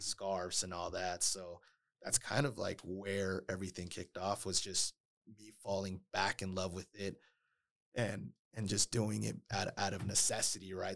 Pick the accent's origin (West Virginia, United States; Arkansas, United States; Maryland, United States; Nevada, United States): Nevada, United States; Las Vegas; also born or lived in Oakland, California; I grew up, you know, pretty much raised in Las Vegas